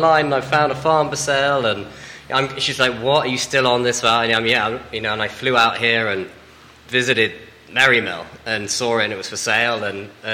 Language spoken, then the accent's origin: English; England, United Kingdom; accent: English; moved away as an adult; also born or lived in London; now in Charlottesville, United States; I'm English, which you might tell from my accent. I still haven't lost it